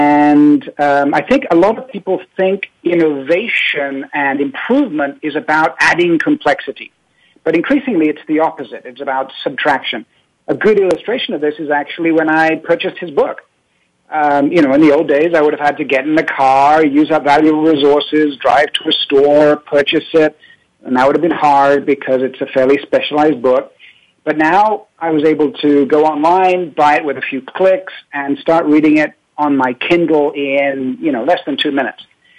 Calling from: Paris, Île-de-France, France; I'm calling from Paris.

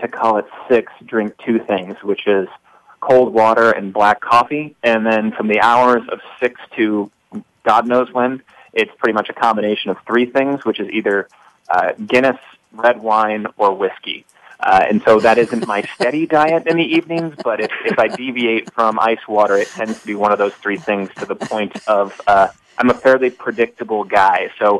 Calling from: New York City, New York, United States; I'm calling from New York City

